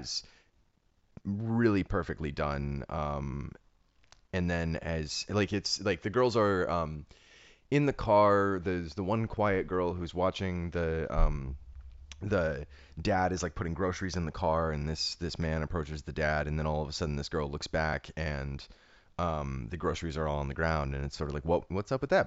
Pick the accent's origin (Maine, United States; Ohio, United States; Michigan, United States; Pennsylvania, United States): Ohio, United States; also born or lived in Harlem, New York; now in New York, United States; a writer from Ohio who now lives in Harlem